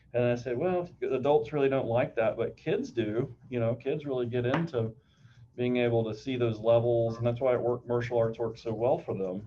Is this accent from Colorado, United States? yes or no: no; Shreveport, Louisiana, United States; my hometown of Shreveport, Louisiana